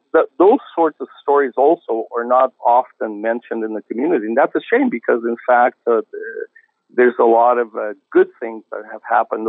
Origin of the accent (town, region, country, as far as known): Portugal